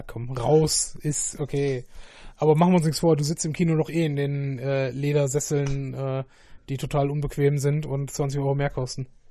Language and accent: German; Essen, North Rhine-Westphalia, Germany; wir sind ja beide Essener.